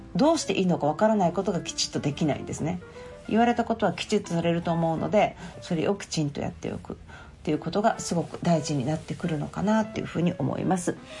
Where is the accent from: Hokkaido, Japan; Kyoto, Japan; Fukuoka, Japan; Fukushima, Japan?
Kyoto, Japan; 私は京都生まれの京都育ち